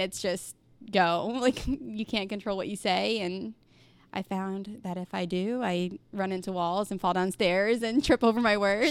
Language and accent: English; Mount Vernon, Missouri, United States; now in Republic, United States; I grew up in Mount Vernon